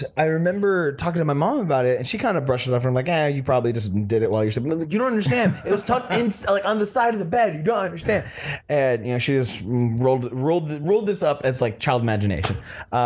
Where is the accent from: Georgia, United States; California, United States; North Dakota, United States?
California, United States; San Diego; also born or lived in Orange County, California; I was born in Orange County, but we only lived there until like I was like three, and then we moved down here. So most of my life I remember living in San Diego up here